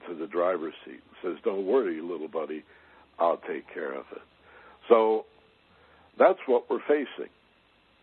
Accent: Michigan, United States; when I was a little boy, I grew up in Michigan, just a few blocks from the lake

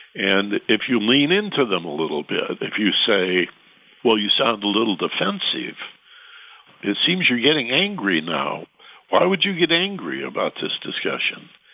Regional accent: southwestern Michigan, United States; moved away as an adult; also born or lived in Lansing, Michigan / Detroit, Michigan; now in Los Angeles, United States; I'm from a small town in southwestern Michigan, about 6,000 people surrounded by fruit orchards and farms

